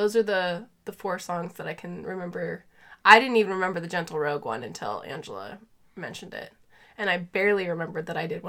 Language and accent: English; Australia; I'm Australian, so the cursing barely registered for me.